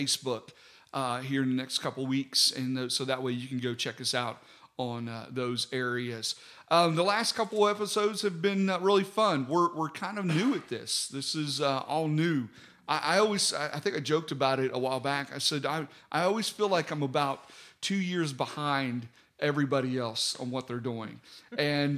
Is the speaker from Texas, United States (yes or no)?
no; West Virginia, United States; now in Alabama, United States; I was from West Virginia